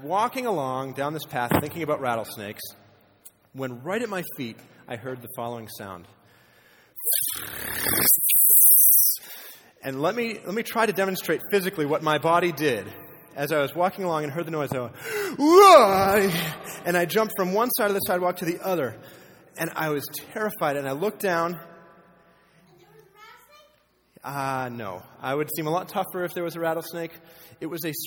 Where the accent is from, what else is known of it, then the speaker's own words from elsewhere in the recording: Maine, United States; moved away as an adult; now in Nevada, United States; I grew up in Maine